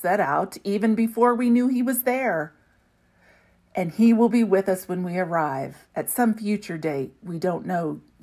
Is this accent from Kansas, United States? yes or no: yes; a small town in western Kansas, United States; moved away as an adult; also born or lived in Alberta, Canada; now in Canada; There was a small town in western Kansas, then college